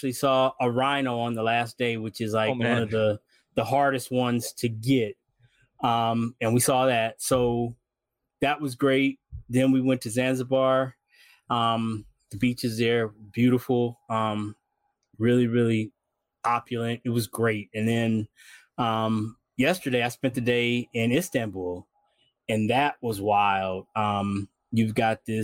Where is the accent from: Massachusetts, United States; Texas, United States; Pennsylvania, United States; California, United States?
California, United States; Bay Area; also born or lived in Las Vegas; I grew up here in the Bay Area and then a lot of time in Las Vegas